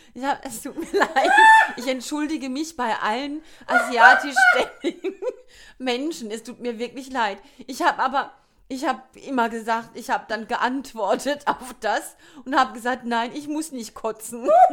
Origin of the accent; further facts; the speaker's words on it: Kurpfalz, Baden-Württemberg, Germany; accent: Kurpfälzisch; ich höre mich halt an wie eine Kurpelzerin, die halt Englisch babbelt.